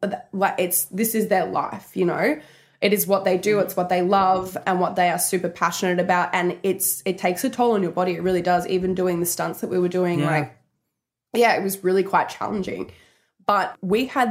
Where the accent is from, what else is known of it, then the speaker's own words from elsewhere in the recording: Brisbane, Queensland, Australia; I come from Australia. I grew up, like, you know, with chickens and geese in my backyard